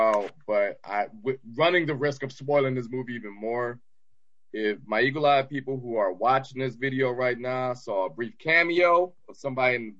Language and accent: English; Detroit, Michigan, United States; I'm Detroit